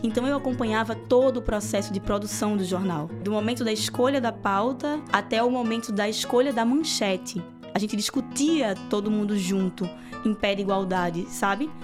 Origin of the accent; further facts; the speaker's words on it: Recife, Pernambuco, Brazil; moved away as an adult; also born or lived in Olinda / Paulista; now in England; eu nasci no Recife e morei alguns anos em Olinda e alguns anos em Paulista, que são duas cidades aqui da região metropolitana